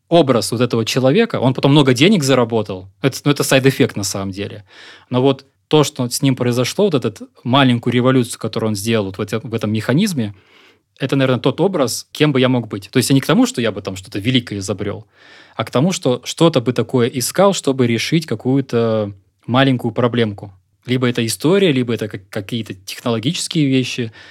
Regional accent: Moscow Oblast, Russia; born there; also born or lived in Siberia / southern Russia; Родился я в Подмосковье. Прожил большую часть жизни в Сибири. А успел пожить на юге России.

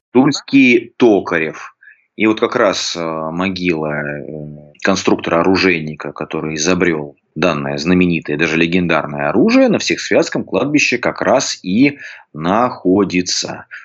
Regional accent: Tula Oblast, Russia; Ну вот я туляк, да, но я говорю без гэканья.

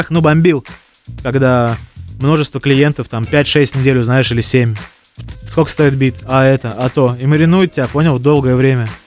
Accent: Zelenograd, Moscow, Russia; Я из Зеленограда, Москва. Ну, окраина Москвы, Зеленоград.

